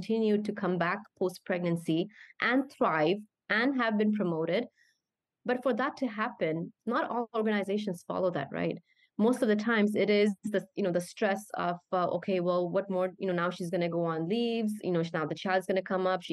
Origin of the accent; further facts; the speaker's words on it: Canada; moved away as an adult; I grew up as a Canadian, my mentality or my mindset would be very Canadian